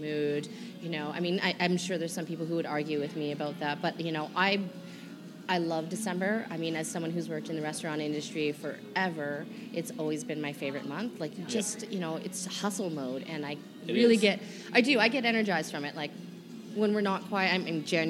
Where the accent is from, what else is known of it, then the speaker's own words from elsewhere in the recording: Niagara Falls, Ontario, Canada; now in Alberta, Canada; I grew up in Niagara Falls